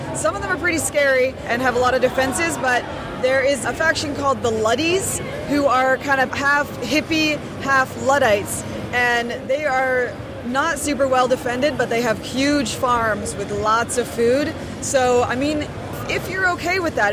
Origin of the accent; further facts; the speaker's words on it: Vancouver, British Columbia, Canada; I'm actually from Vancouver, BC